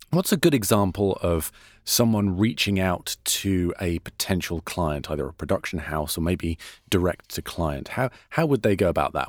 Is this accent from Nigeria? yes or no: no; United Kingdom; accent: British; now in United States; I'm British